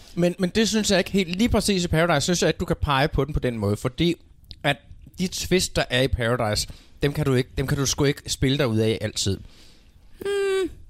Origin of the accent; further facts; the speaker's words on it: Denmark; vores øjne som danskere